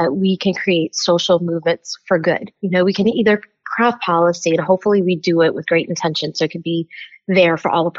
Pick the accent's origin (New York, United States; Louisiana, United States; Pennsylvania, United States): Louisiana, United States; Lafayette; moved away as an adult; also born or lived in South Carolina; I am a Louisiana girl through and through. I grew up in Lafayette